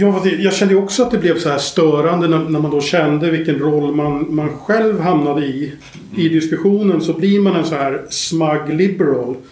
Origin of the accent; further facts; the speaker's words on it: Sweden; vi är ju svenskar